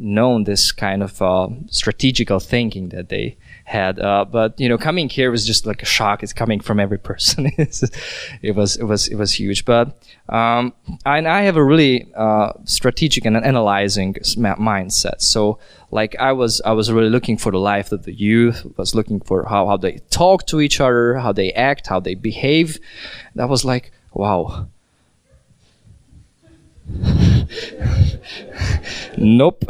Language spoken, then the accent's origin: English; Hungary; moved away as an adult; also born or lived in Vienna, Austria; I'm from Hungary, but I lived in Vienna, in Austria, in a couple past years.